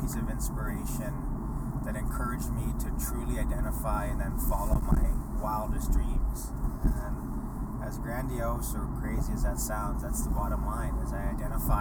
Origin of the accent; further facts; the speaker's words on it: Edmonton, Alberta, Canada; growing up in Edmonton